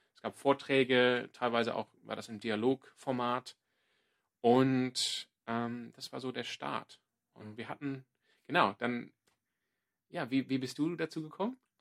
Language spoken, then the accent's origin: German; Sydney, New South Wales, Australia; German is a second language; now in Freiburg, Germany; Ich komme ursprünglich aus Sydney in Australien